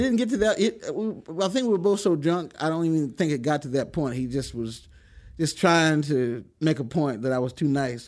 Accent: Chase City, Virginia, United States; moved away as an adult; also born or lived in Lynchburg, Virginia / California; I grew up in a small town called Chase City

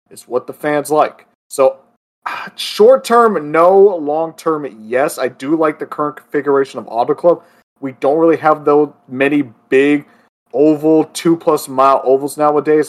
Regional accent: Florida, United States; my home state of Florida

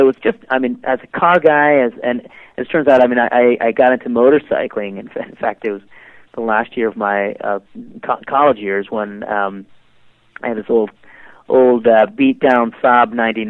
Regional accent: Detroit, Michigan, United States; growing up in Detroit

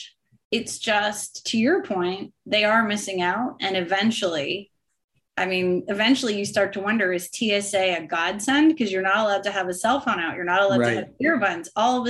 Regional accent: Canada; And for me as a Canadian, we had Boxing Day.

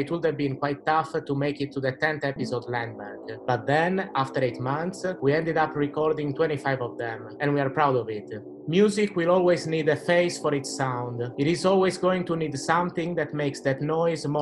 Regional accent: Italy; we come from the same country

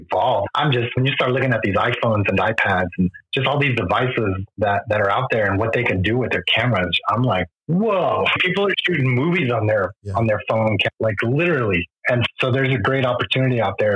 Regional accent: Mexico; first language Spanish; English is a second language; when you're Mexican

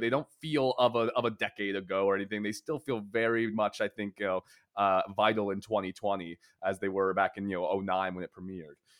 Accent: Philadelphia, Pennsylvania, United States; my childhood diner growing up in Philadelphia was a place called Lanark Diner

